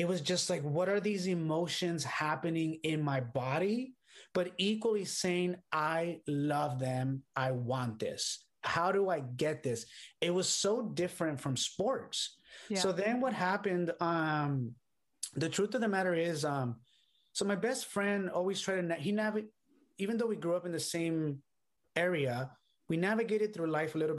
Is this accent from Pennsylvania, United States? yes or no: no; Los Angeles, California, United States; also born or lived in London; I grew up in Boyle Heights, California, which is here in like near downtown Los Angeles.